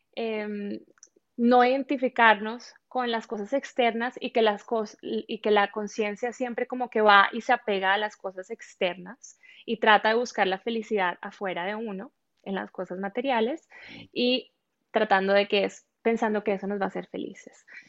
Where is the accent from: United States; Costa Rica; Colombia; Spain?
Colombia; moved away as an adult; Soy colombiana, nací y crecí en Colombia, viví ahí mis primeros veinte años